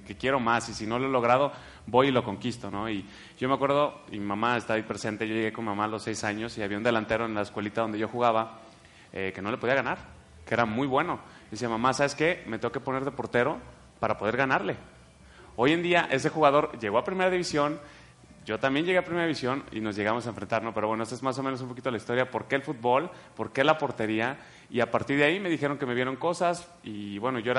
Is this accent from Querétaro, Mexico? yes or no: no; Guadalajara, Jalisco, Mexico; born there; Aquí mero en Guadalajara. Tapatío, ah, brother. 100%.